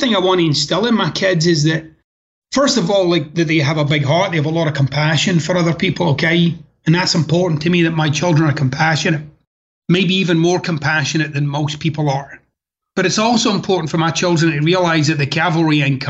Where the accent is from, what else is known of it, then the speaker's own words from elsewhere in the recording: Scotland, United Kingdom; moved away as an adult; now in United States; growing up in Scotland and the neighborhood that I was raised